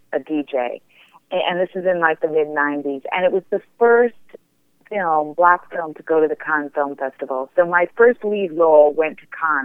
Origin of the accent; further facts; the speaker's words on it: Toronto, Ontario, Canada; I'm from Toronto